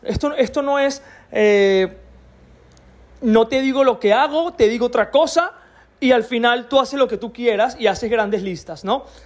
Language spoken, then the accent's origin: Spanish; Venezuela; soy de Venezuela